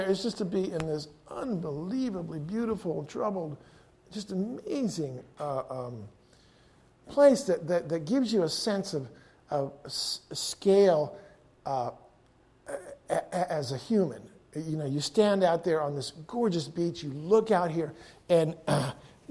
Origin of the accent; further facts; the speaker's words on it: United States; as an American